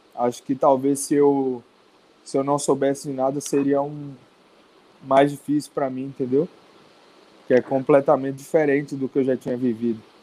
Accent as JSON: {"language": "Portuguese", "town": "Serrinha", "region": "Bahia", "country": "Brazil", "said": "Sou de uma cidade pequena da Bahia, interior da Bahia, chama-se Serrinha"}